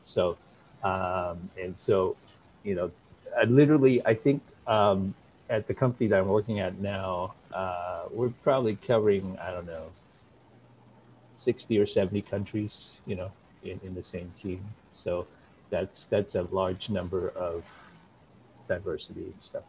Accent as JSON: {"language": "English", "country": "Malaysia", "tie": "born or raised there", "moved": "as an adult", "lives_now": "United States", "said": "when I was growing up in Malaysia"}